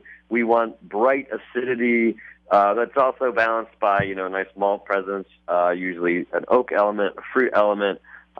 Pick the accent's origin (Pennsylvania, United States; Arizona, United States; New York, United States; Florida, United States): Pennsylvania, United States; now in Portland, United States; I grew up in Pennsylvania, so I was living there home brewing. 2007, I moved to Portland.